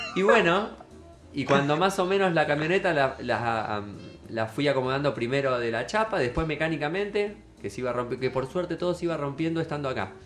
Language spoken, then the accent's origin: Spanish; Mar del Plata, Buenos Aires Province, Argentina; soy de Mar del Plata, nací acá